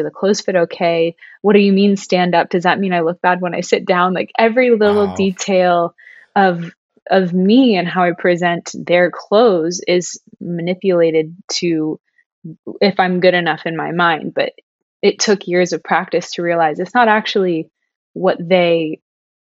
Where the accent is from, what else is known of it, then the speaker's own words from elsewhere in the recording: Ohio, United States; now in Los Angeles, United States; I'm from Ohio